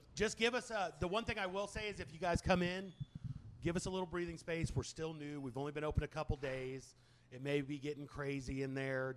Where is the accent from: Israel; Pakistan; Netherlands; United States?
United States; Indianapolis, Indiana; now in Texas, United States; When I grew up in Indy, I grew up in Indianapolis